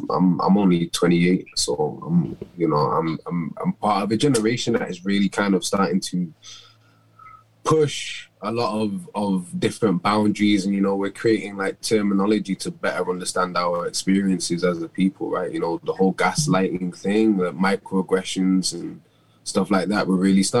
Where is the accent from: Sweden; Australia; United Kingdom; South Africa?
United Kingdom; Manchester, North West England; I grew up in Moss Side in Manchester